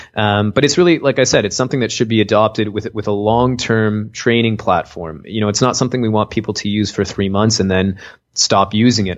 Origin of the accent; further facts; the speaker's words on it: Canada; I'm from Canada